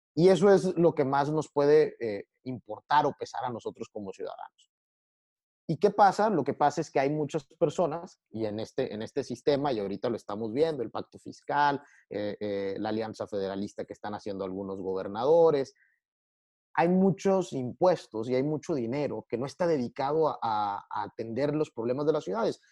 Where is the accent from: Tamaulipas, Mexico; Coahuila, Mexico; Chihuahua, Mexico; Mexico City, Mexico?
Tamaulipas, Mexico; a mí me llena orgullo decir que soy tamaulipeco